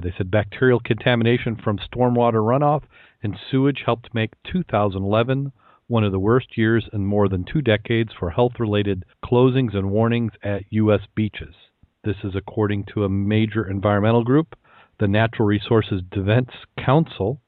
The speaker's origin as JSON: {"language": "English", "town": "Saugatuck", "region": "Michigan", "country": "United States", "tie": "born or raised there", "said": "I grew up around the Keewatin. Uh, if you've been, if you've ever been to the Saugatuck Douglas area of West Michigan"}